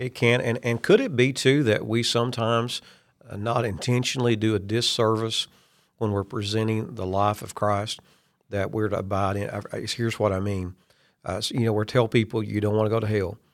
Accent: Kentucky, United States; I'm from Kentucky.

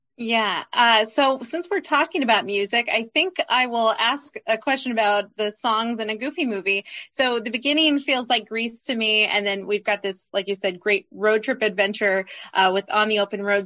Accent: Midwest, United States; me and my co-hosts, we're from the Midwest

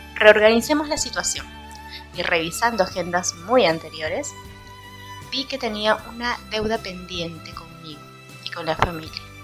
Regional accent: Peru; aquí en, en mi país

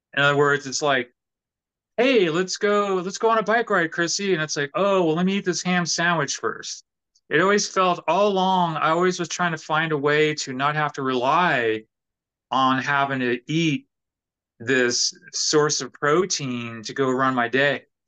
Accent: California, United States; also born or lived in New York City / New Orleans; now in Nashville, United States; And originally, I'm from California.

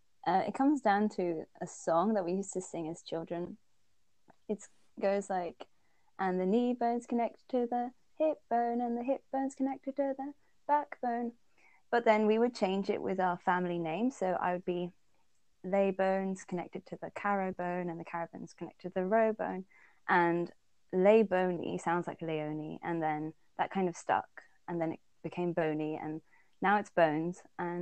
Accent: Netherlands; also born or lived in Poland / England; I'm from the Netherlands, I'd say. But I often wonder when I answer this question, because I was born in Poland and my dad's British, or like English and Welsh. And I lived in England as well, so a big part of my heart belongs to there.

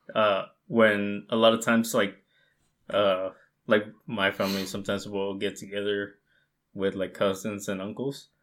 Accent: United States; my family was like the only Mexican family in the states.

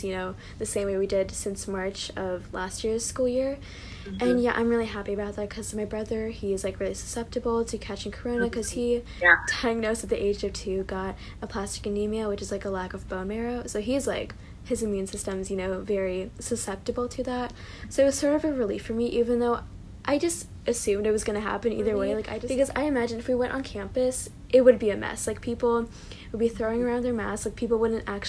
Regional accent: California, United States; I'm from California

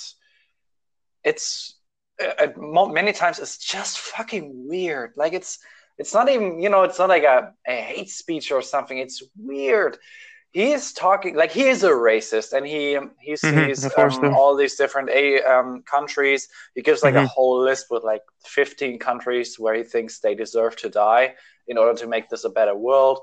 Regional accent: Germany; I'm from Germany

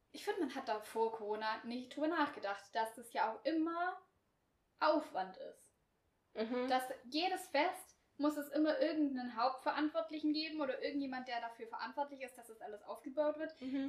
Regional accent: Swabia, Baden-Württemberg, Germany; accent: Swabian; ich spreche halt nicht das breiteste Schwäbisch

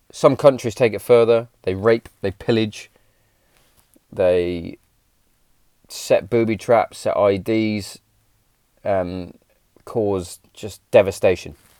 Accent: England, United Kingdom; us as English Englishmen

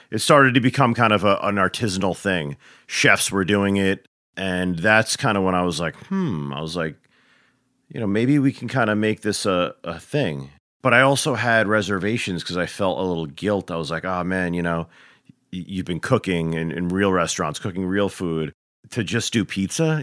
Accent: New York, United States; moved away; grew up across the border in, in, uh, New York, you know, and, uh, suburbia

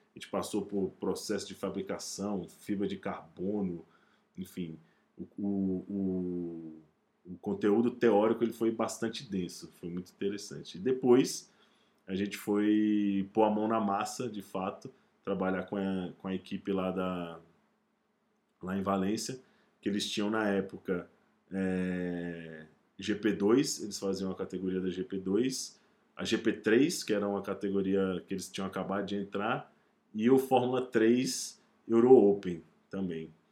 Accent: Brazil; um cara do Brasil

